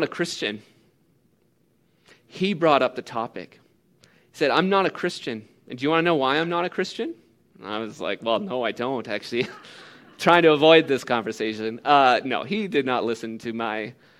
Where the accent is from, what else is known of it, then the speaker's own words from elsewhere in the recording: Canada; as a Canadian